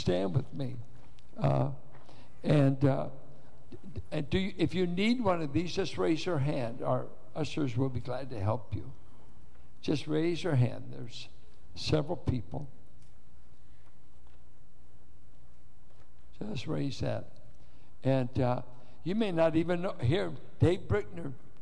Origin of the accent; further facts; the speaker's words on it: Richmond, United States; being a Richmond boy